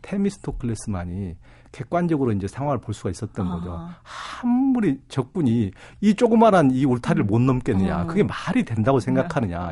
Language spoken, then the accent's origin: Korean; South Korea; 제가 태어난 곳이 동양이고 뭐 한국이고